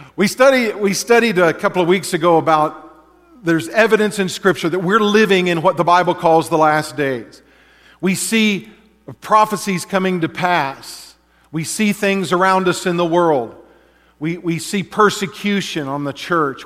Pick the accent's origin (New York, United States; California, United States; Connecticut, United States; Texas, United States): Texas, United States; now in Alaska, United States; growing up in Texas